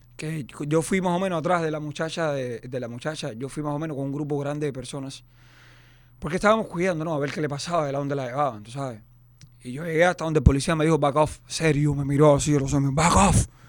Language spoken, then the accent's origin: Spanish; Cuba; now in Miami, United States; somos cubanos y somos muy pasionales